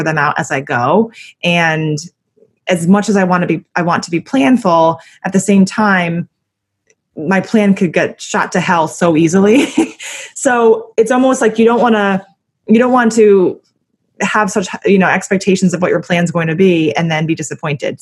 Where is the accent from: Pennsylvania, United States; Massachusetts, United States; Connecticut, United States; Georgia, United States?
Connecticut, United States; moved away; also born or lived in Ohio / New York; I grew up in Connecticut and, you know, I lived in Ohio and I lived in New York